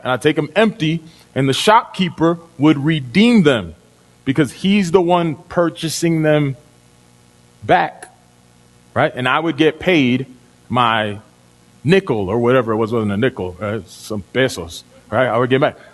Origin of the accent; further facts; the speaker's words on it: Dominican Republic; moved away; I'm from Dominican Republic. When I was a kid, we redeemed bottles. So the street I lived on, the street that my family home is on